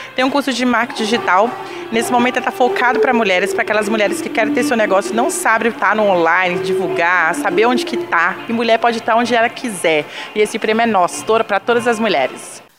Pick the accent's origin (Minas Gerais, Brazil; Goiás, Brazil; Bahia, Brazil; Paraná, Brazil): Minas Gerais, Brazil; Contagem; sou de Contagem, Minas Gerais